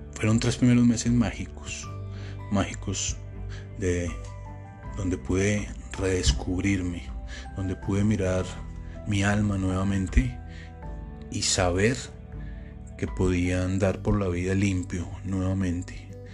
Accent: Colombia; moved away; also born or lived in Panama; mi país

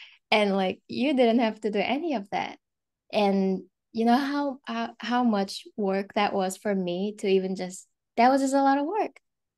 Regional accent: South Korea; first language Korean; English is a second language; moved away; I'm from South Korea

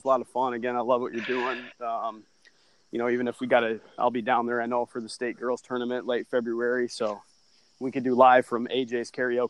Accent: Sacramento, California, United States; I was born in Sacramento

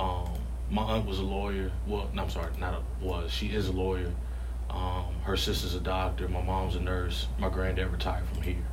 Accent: Richmond, Virginia, United States; also born or lived in Hanover County, Virginia; my first like home memories are uh, the West End, like Rosewood Avenue, right behind City Stadium

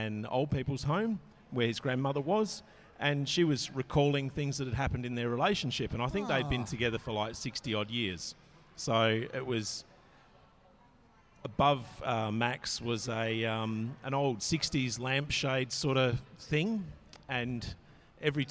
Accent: Australia; I'm Australian through and through

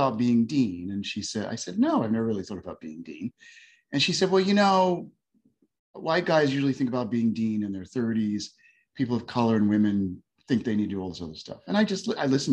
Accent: New York, United States; moved away as an adult; now in Houston, United States; I'm a New Yorker

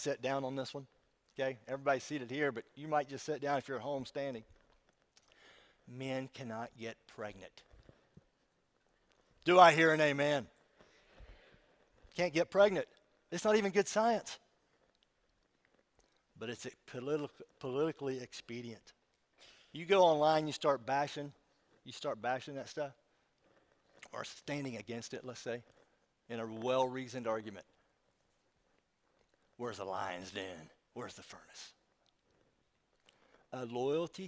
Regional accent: West Virginia, United States; I'm from West Virginia

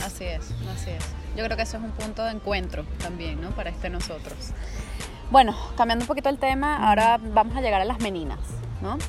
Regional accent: Venezuela; moved away; esos venezolanos que estamos fuera

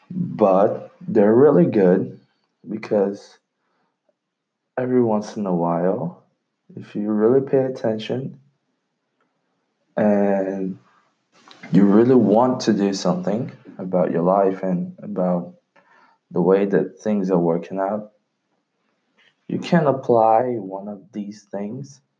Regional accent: London, United Kingdom; English is a second language; now in Brazil; That's because I'm Brazilian. I know English because I was raised in London, and unfortunately, I lost my accent because I went back to Brazil

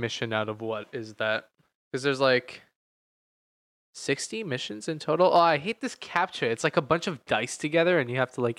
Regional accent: United States; As an American in GTA in California

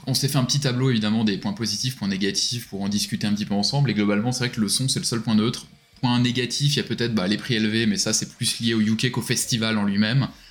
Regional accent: France; nous un peu en tant que Français

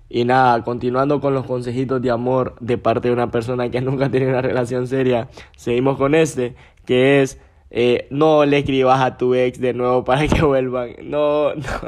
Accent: Gracias, Lempira, Honduras; moved away as an adult; now in San Pedro Sula, Honduras; Nací en Gracias, crecí en Gracias, me hicieron Gracias y todo

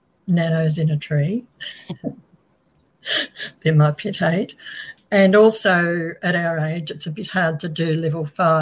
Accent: Australia; we're Australian

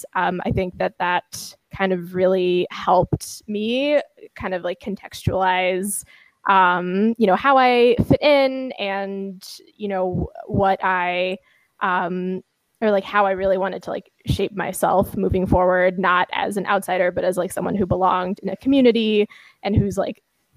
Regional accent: Kansas, United States; also born or lived in Philippines; I personally spent a lot of my early years actually growing up in Kansas in like the late 90s and early 2000s.

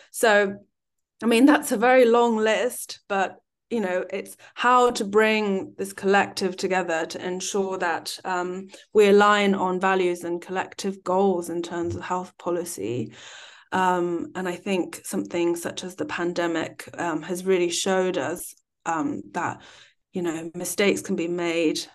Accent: United Kingdom; also born or lived in China; having lived and worked both in the U K and China and being British Chinese

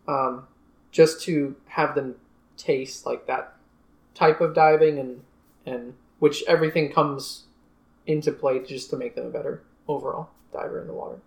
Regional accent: Long Island, New York, United States; moved away as an adult; now in Fort Lauderdale, United States; I'm originally from Long Island, New York. I have grown up on Long Island

